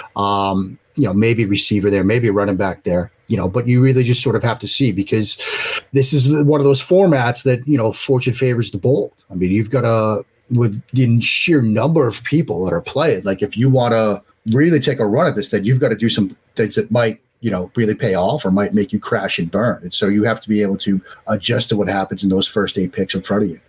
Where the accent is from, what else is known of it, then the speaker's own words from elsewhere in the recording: Waltham, Massachusetts, United States; now in Maryland, United States; Waltham, the, the town I grew up outside outside Boston.